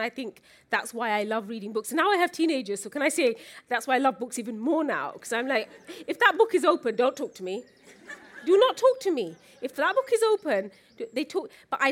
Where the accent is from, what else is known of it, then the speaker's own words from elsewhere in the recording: Luton, East of England, United Kingdom; I grew up in Luton.